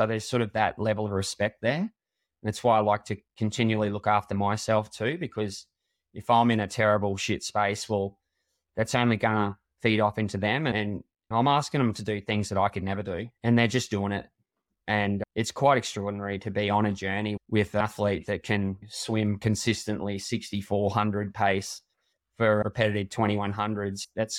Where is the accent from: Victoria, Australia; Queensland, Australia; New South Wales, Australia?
Queensland, Australia; I'm a Queenslander through and through, and they say we've got two heads up here and all that sort of stuff.